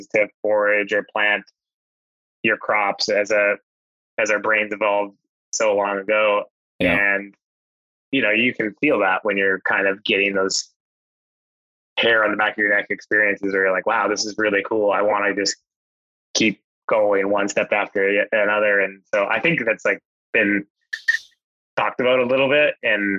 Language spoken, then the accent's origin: English; Alberta, Canada; now in British Columbia, Canada; I grew up hunting on the acreage that we grew up in Alberta for whitetails and stuff like that.